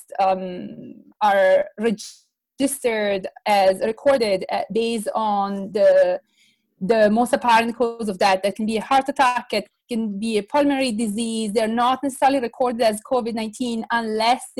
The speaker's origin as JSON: {"language": "English", "town": "Bergamo", "region": "Lombardy", "country": "Italy", "said": "I'm precisely from Bergamo, from the area which has been most affected."}